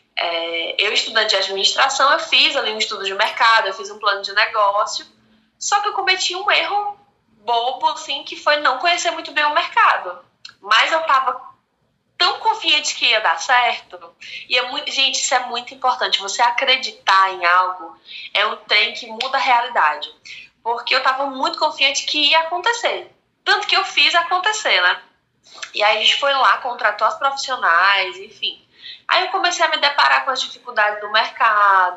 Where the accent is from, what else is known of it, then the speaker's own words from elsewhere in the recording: Fortaleza, Ceará, Brazil; Sou cearense de Fortaleza, 28 anos